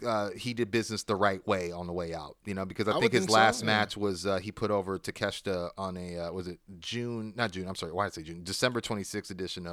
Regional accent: Canada; Thing is, I'm Canadian, so to bring me in for a one-off, they have to get a work visa.

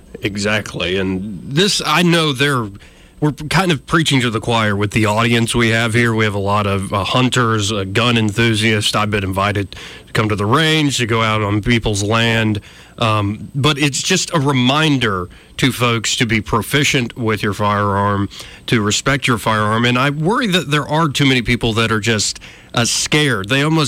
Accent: Montgomery, Alabama, United States; I am born and raised in Montgomery, Alabama.

